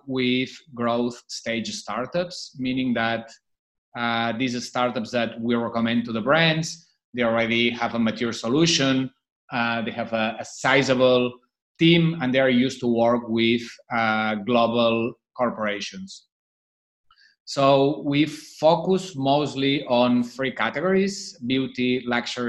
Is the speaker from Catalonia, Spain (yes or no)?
yes; Barcelona, Catalonia, Spain; moved away as an adult; now in Shanghai, China; I was born and raised in Barcelona, but I've been living in Shanghai since 2008